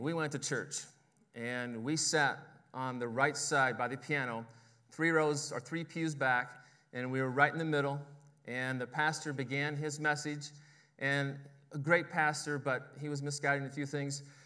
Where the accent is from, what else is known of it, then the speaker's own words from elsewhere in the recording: Oklahoma, United States; my hometown